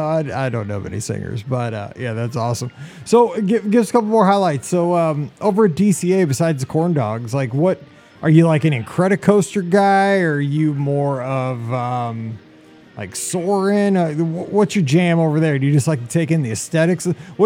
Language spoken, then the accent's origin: English; Missouri, United States; we're from Missouri.